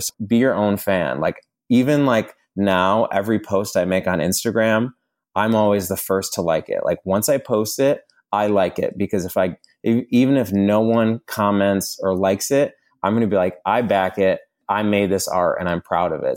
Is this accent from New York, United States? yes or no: yes; New York, United States; moved away as an adult; now in Los Angeles, United States; living in Los Angeles, I'm originally from New York. I've been out here for about six or seven years